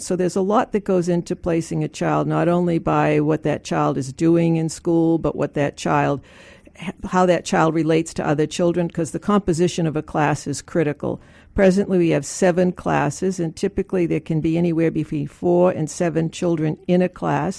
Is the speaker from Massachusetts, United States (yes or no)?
yes; Boston, Massachusetts, United States; moved away as an adult; also born or lived in Washington, D.C.; I grew up in Boston and I left to go to graduate school in D C